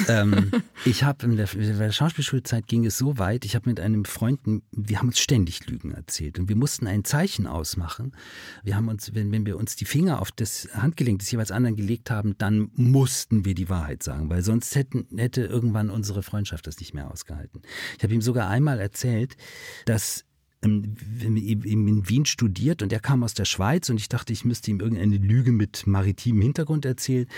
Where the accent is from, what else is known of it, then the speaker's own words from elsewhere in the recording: Hamburg, Germany; wir sind beide aus dem Norden von Hamburg